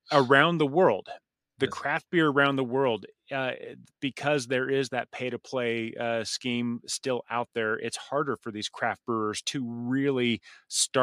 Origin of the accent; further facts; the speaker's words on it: United States; the American in me